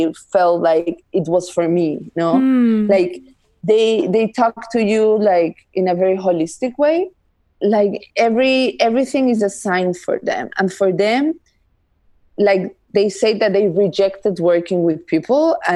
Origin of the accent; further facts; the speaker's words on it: Andes, Peru; I am from the mountains, I am from the Andes